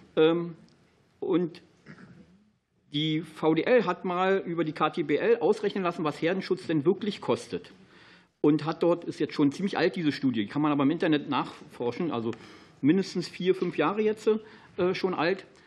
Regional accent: Brandenburg, Germany; Für mich als Brandenburger

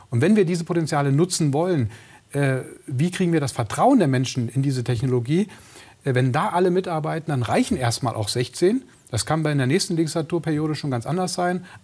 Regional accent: Brandenburg, Germany; ich komme aus der Uckermark, dass die Uckermark auch komplett installiert wird, dass wir den, den, die Abwanderung aus dem ländlichen Raum auch stoppen.

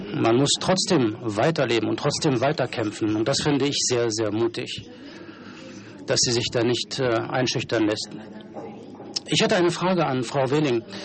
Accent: Switzerland; bin Schweizer Abgeordneter

